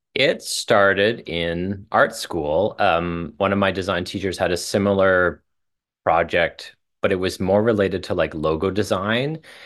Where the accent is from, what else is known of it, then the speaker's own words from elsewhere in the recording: Saskatchewan, Canada; moved away as an adult; also born or lived in Calgary; now in Toronto, Canada; I left my hometown in small town Saskatchewan